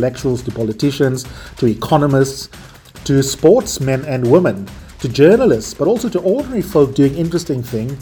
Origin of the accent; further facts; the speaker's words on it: South Africa; based in Johannesburg, South Africa, which is also my home country